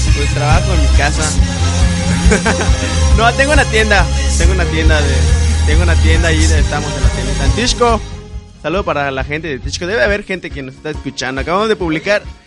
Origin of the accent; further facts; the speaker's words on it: Mexico; así somos los mexicanos.